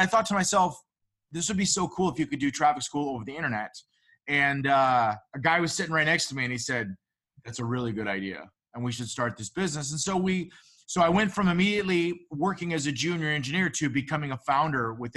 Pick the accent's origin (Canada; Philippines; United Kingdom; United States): United States; San Diego, California; I'm from San Diego.